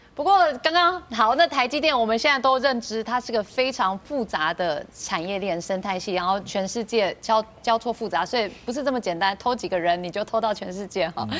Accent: Taiwan; 我们台湾人民

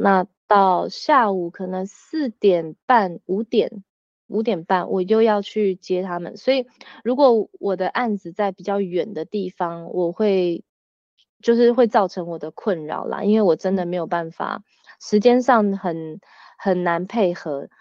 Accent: Taiwan; moved away as an adult; now in France; 我那时候回台湾的时候，我只有带弟弟

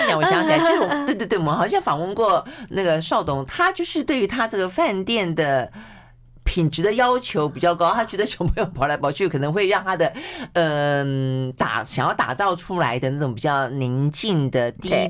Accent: Tainan, Taiwan; 我们台南人都把骑摩托车

